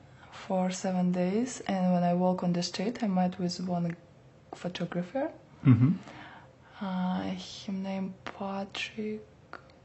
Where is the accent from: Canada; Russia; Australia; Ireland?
Russia; English is a second language; now in New York, United States; I'm from Russia.